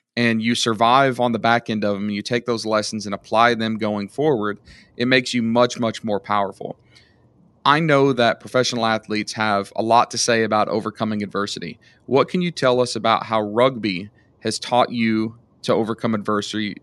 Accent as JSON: {"language": "English", "country": "United States", "said": "I'm an American"}